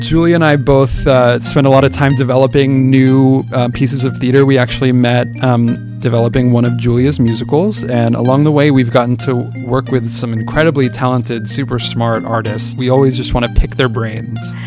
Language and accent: English; San Francisco, California, United States; now in New York, United States; I grew up in San Francisco